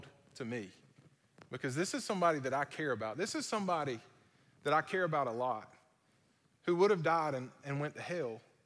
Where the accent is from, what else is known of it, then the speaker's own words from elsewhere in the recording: Vidalia, United States; moved away; coming back to my hometown